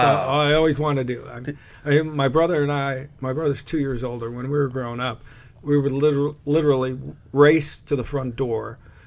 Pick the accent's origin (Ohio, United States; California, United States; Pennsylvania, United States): Ohio, United States; Cleveland; I'm a Cleveland native